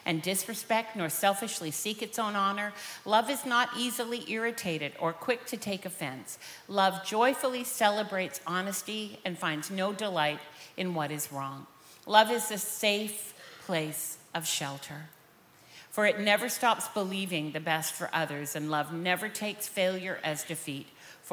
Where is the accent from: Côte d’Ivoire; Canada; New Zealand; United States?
Canada; Vancouver, British Columbia; We're both from Vancouver, born and raised there